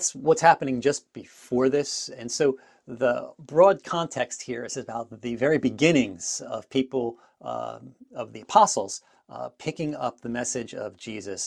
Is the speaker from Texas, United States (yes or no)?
no; New Jersey, United States; moved away as an adult; now in Niagara Falls, Canada; I am originally from New Jersey, but now I live in Niagara Falls, Ontario, in Canada